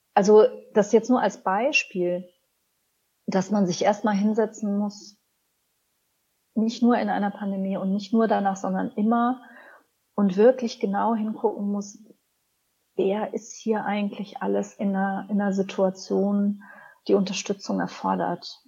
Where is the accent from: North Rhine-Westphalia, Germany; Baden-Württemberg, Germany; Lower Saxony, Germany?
North Rhine-Westphalia, Germany; Cologne; ich bin ja in Köln aufgewachsen